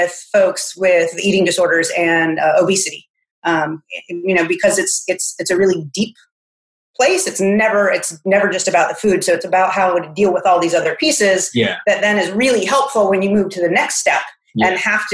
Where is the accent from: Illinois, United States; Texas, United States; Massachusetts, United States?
Massachusetts, United States; moved away as an adult; now in South Carolina, United States; I'm originally from Massachusetts.